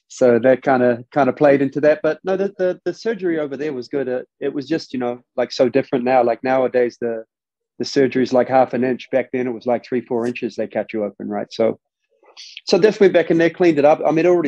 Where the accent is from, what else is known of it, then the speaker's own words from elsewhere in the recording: New Zealand; moved away as an adult; growing up over there, man, different place